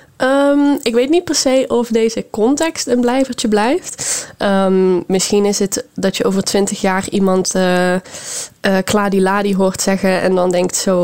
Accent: Netherlands; in Nederland

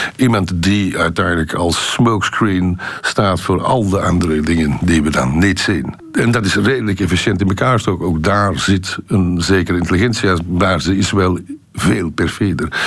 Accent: Antwerp, Flanders, Belgium; ik als geboren Antwerpenaar

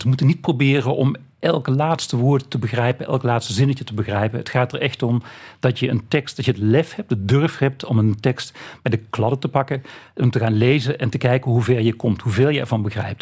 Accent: Limburg, Netherlands; Limburg, waar ik vandaan kom

